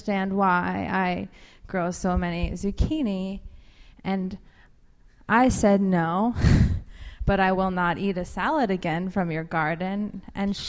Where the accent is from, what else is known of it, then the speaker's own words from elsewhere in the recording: Portland, Oregon, United States; now in New Orleans, United States; I'm originally from Portland